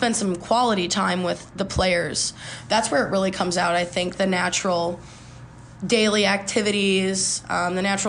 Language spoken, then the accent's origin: English; 45 minutes from Bloomington, Illinois, United States; now in Bloomington, United States; My hometown's not that far either. I'm only like 45 minutes